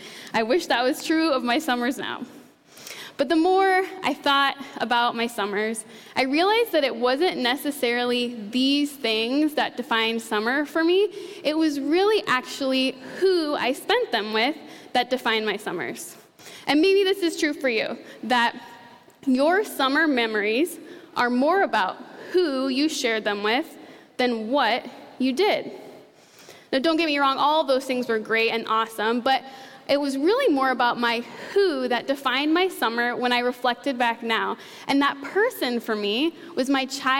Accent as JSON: {"language": "English", "town": "Ida Grove", "region": "Iowa", "country": "United States", "tie": "born or raised there", "lives_now": "Tiffin, United States", "said": "I currently live in Tiffin with my husband and my son, but I grew up in a town called Ida Grove, Iowa"}